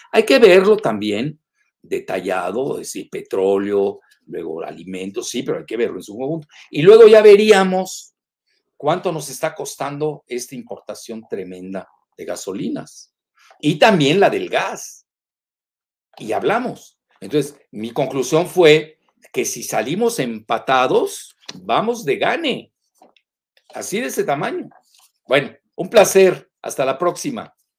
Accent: Mexico

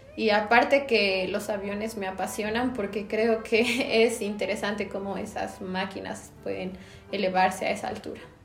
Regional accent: La Paz, Bolivia; soy de La Paz, Bolivia

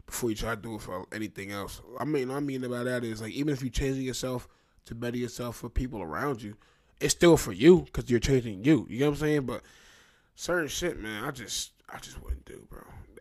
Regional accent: Trenton, New Jersey, United States; I'm from Trenton, New Jersey

